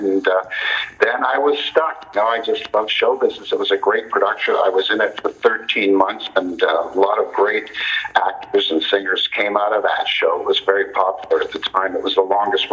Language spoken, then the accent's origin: English; Toronto, Ontario, Canada; Yes, I was born and raised in Toronto, and it's my home city